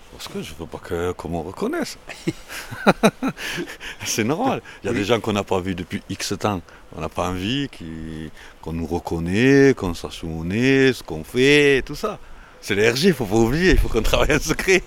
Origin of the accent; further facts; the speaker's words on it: Toulouse, Occitania, France; je suis né là